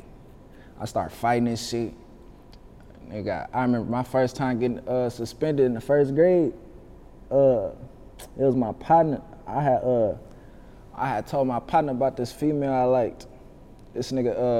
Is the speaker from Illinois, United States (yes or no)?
no; Vallejo, California, United States; also born or lived in Oakland, California; when I was born, they moved me to the V because they ain't want to raise me out there. I only lived out there for probably a year or two